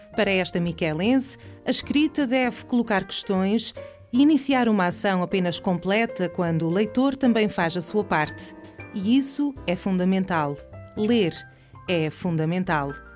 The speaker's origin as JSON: {"language": "Portuguese", "area": "Terceira", "region": "Azores", "country": "Portugal", "said": "como terceirense"}